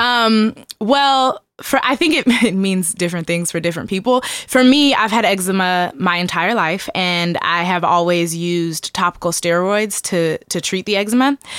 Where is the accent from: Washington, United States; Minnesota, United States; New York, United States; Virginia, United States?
Washington, United States; Seattle; born and raised in Seattle, Washington